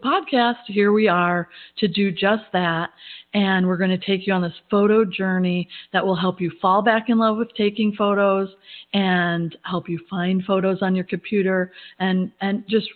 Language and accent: English; Midwest, United States; moved away as an adult; also born or lived in Atlanta, Georgia; now in Georgia, United States; I've been a Midwest girl. I grew up in the Midwest